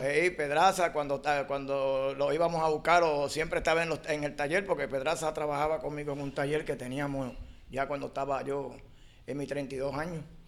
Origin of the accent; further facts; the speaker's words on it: San Juan, Puerto Rico; Nací en Martín Peña, Santurce, en la 26